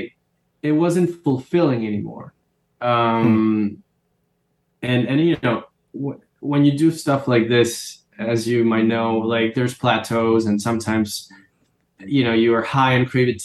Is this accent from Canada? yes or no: no; Caracas, Capital District, Venezuela; moved away as an adult; now in New York, United States; Most of my friends also were living in Caracas, in my hometown